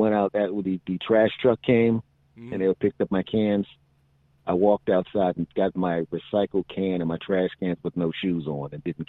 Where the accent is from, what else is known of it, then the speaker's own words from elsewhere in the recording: Philadelphia, Pennsylvania, United States; moved away; I'm originally from Philadelphia